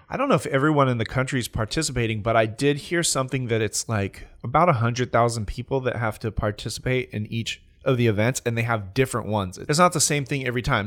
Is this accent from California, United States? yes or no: yes; California, United States; I'm from California